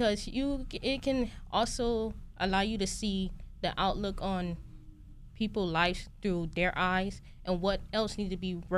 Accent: Miami, Florida, United States; I'm from Miami, Florida. I attended Miami Northwestern Senior High School.

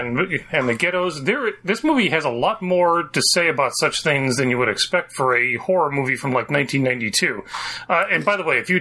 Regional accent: Mount Prospect, Illinois, United States; also born or lived in Chicago; I grew up in Mount Prospect

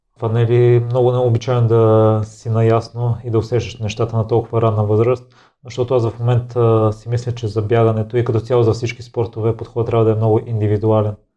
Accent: Kozloduy, Vratsa Province, Bulgaria; Аз съм израснал в Козлодой

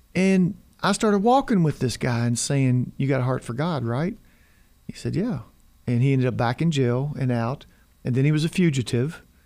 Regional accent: United States; I was from America

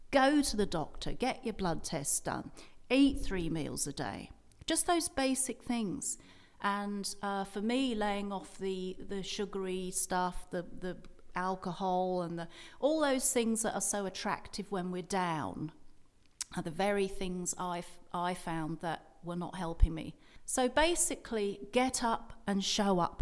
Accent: England, United Kingdom; now in Perth; I was brought up in a rectory, which in England is a sort of house for vicars

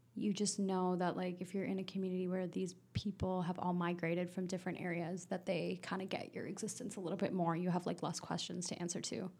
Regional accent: Vancouver, British Columbia, Canada; now in Toronto, Canada; I grew up in East Van.

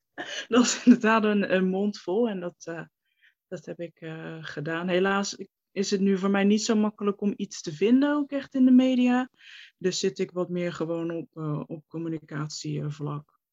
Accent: Rotterdam, South Holland, Netherlands; ik ben 28, ik kom uit Rotterdam. En daar mhm. woon ik ook eh, nu nog steeds.

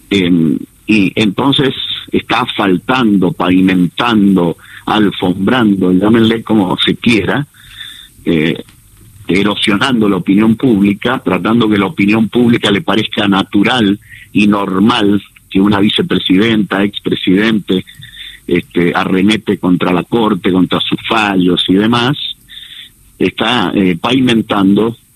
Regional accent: Valle de Uco, Mendoza, Argentina; Soy nacido y criado ahí en el Valle de Uco

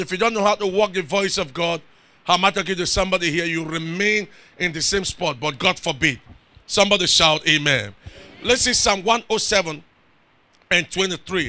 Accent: Rivers State, Nigeria; I'm from River State

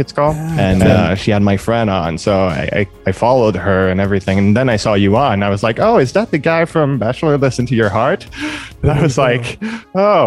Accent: Montreal, Quebec, Canada; first language French; English is a second language; my first language is French. I'm from Montreal

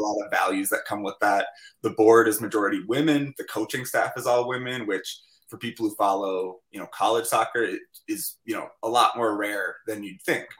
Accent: Minnesota, United States; I'm a Minnesotan

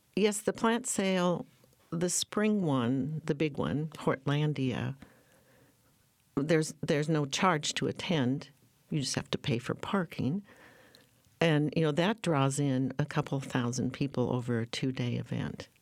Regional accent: North Dakota, United States; moved away as an adult; now in Portland, United States; I was born and raised in North Dakota

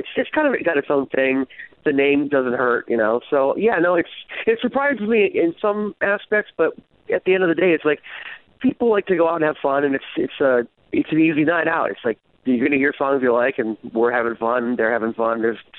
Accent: East Coast, United States; also born or lived in Los Angeles, United States; I'm from the East Coast. I lived in LA for 15 years. I just kind of moved out here just to get out away from Hollywood for a while.

